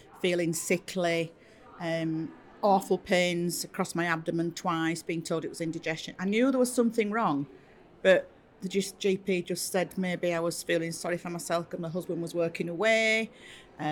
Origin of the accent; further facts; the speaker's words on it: Wakefield, Yorkshire and the Humber, United Kingdom; I come from Wakefield in West Yorkshire.